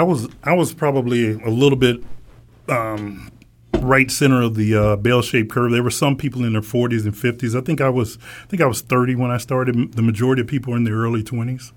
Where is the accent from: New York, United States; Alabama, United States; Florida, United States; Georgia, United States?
Alabama, United States; when I was a kid growing up in Alabama